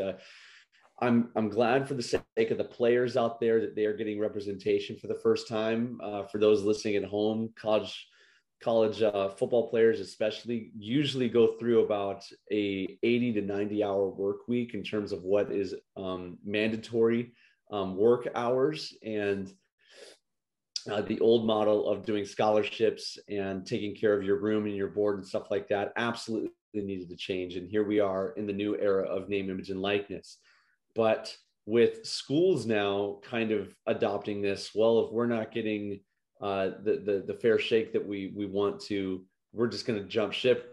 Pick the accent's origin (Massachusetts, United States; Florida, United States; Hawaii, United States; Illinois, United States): Illinois, United States; Chicago; moved away; I grew up in Chicago